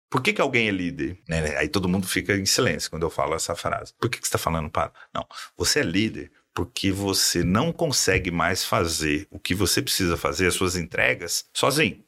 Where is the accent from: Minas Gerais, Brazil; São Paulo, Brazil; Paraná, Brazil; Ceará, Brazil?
Minas Gerais, Brazil; sou mineiro, né? E em Minas eu comecei logo na, na antiga Brama